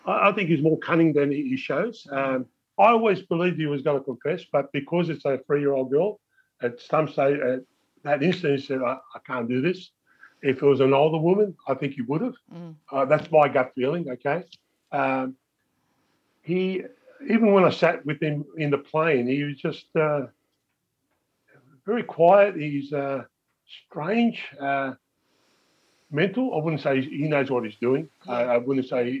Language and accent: English; Wollongong, New South Wales, Australia; I lived there all my life. I know what was up there. I've lived in this area all my life. And Prairie Meadow and Balgownie is an area